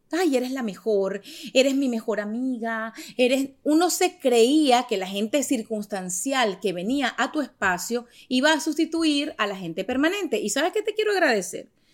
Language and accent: Spanish; Venezuela; moved away; also born or lived in Miami; Yo soy venezolana